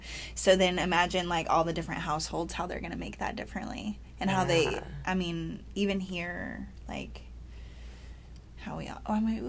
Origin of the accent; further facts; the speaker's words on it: Texas, United States; I'm from Texas.